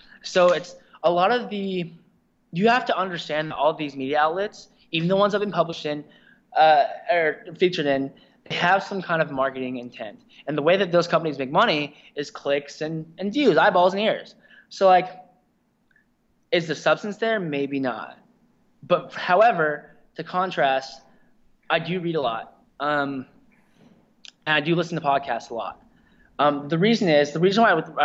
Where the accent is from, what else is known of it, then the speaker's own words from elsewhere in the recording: Spokane, Washington, United States; I grew up in Spokane, Washington, which is about 4 and a half hours east of Seattle.